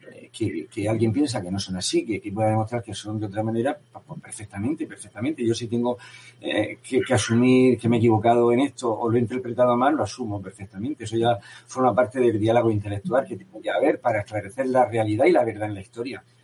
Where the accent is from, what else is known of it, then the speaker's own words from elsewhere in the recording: Spain; pero bueno, como español me voy a sentir mejor.